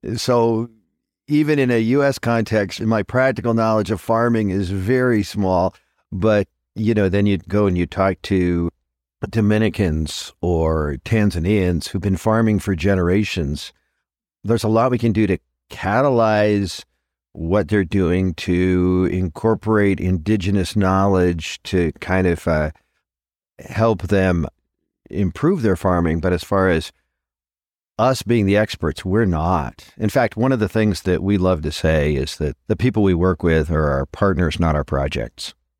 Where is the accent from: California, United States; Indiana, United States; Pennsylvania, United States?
California, United States; Southern; I'd never experienced growing up in Southern California